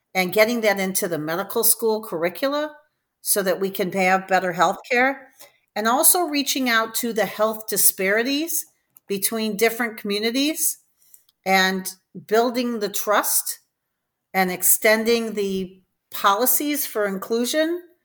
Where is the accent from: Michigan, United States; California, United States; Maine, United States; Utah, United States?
Michigan, United States; Detroit; moved away as an adult; also born or lived in New Haven, Connecticut; I'm from Detroit, Michigan